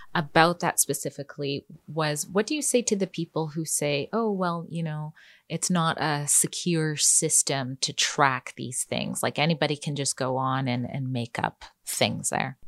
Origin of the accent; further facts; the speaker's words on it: Canada; also born or lived in British Columbia; our country, Canada